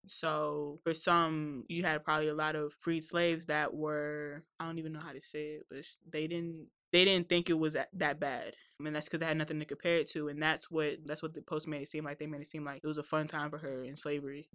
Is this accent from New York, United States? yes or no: no; Woodbridge, Virginia, United States; I'm from Woodbridge, since Northern Virginia